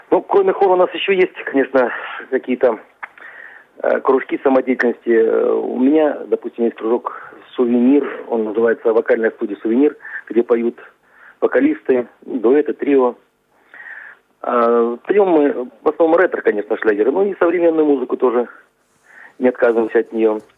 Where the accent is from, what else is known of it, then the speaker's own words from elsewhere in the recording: Adygea, Russia; я родился здесь, в Адыгее. У меня отец белорус, мать казачка, э, кубанская казачка. У меня такая смесь, она не очень-то гремучая, но она э, позволяет мне относиться и к этим, и к тем.